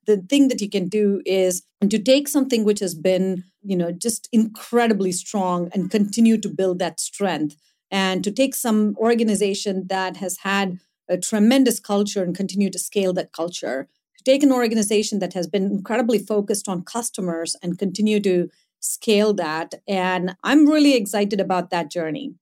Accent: India; moved away; growing up in India, growing up in a fairly small town

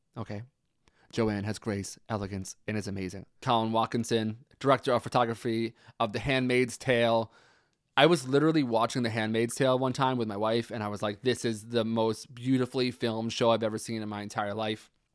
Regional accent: New York, United States; also born or lived in Pennsylvania; now in New Jersey, United States; I live in New Jersey, but I uh, grew up in New York. I was born in Pennsylvania

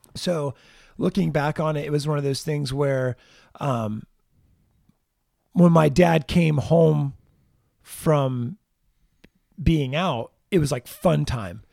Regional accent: Jacksonville, Florida, United States; I look at Florida as the Jacksonville area as where I was really raised

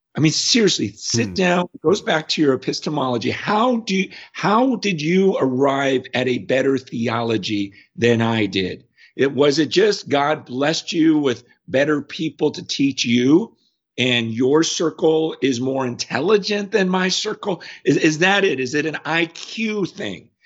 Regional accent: United States; as an American

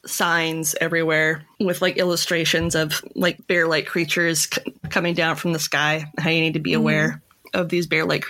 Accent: Minnesota, United States; we're Minnesotan.

